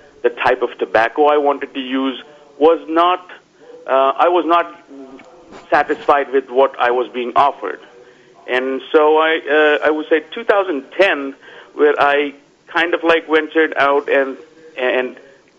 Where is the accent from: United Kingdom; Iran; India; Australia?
India; Vadodara, Gujarat; moved away as an adult; now in Palm Springs, United States; I am from India. Grew up in a small town known as Baroda. And moved to USA in 2000.